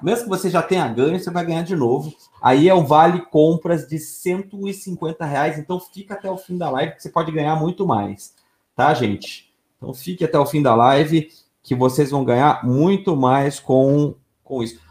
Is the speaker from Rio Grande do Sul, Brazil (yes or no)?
no; São Paulo, Brazil; also born or lived in São José dos Campos / Curitiba; cidade onde eu nasci, tá? Eu sou criado no Jabaquara, nascido em São José